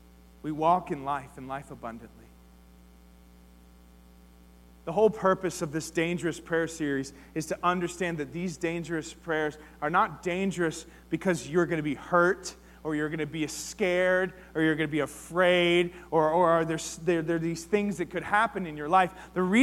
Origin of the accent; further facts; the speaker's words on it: United States; as believers, as American Christians